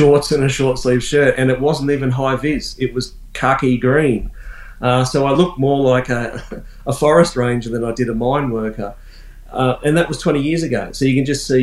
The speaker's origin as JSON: {"language": "English", "town": "Brisbane", "region": "Queensland", "country": "Australia", "tie": "born or raised there", "also_born_or_lived": "Jabiru, Northern Territory", "moved": "as an adult", "said": "I was born in Brisbane"}